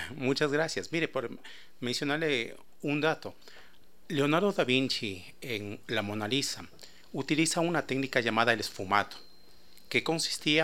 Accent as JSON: {"language": "Spanish", "country": "Ecuador", "said": "nosotros como ecuatorianos"}